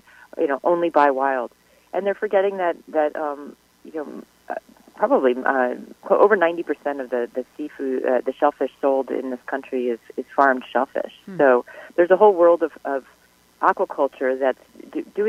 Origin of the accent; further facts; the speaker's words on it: New York, United States; I grew up in New York